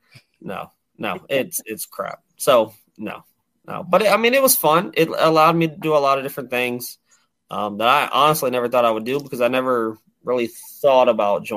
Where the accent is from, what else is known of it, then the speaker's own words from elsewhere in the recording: Prince George, Virginia, United States; my hometown of Prince George